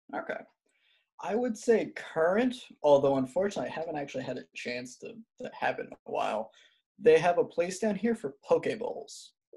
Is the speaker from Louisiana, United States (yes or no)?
no; New York, United States; now in Alabama, United States; I'm originally from New York